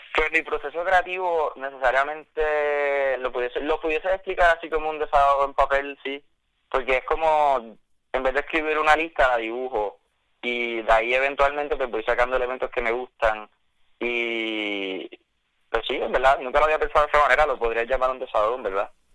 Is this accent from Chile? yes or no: no; Mayagüez, Puerto Rico; moved away as an adult; now in Savannah, United States; yo soy de Mayagüez, Puerto Rico, pero estoy estudiando ahora mismo en Savannah, Georgia